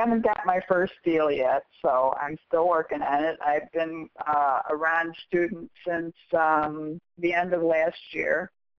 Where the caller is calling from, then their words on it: Wheaton, Illinois, United States; I'm in Wheaton, outside of Chicago.